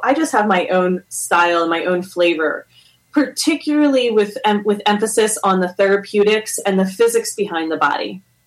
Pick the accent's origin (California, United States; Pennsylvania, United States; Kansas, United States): Pennsylvania, United States; Philadelphia; moved away; where I grew up in Philadelphia, it wasn't like very popular to even do yoga or to meditate.